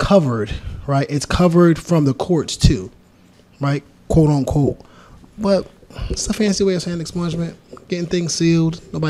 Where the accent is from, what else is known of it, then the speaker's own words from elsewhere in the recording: Paterson, New Jersey, United States; born and raised in Patterson.